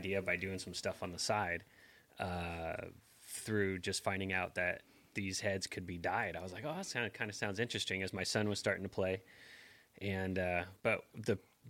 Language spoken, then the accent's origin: English; Vancouver, Washington, United States; also born or lived in Portland, Oregon; now in San Diego, United States; I grew up in Washington State